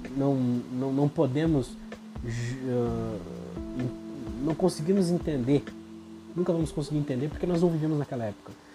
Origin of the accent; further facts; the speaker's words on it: Brazil; como brasileiro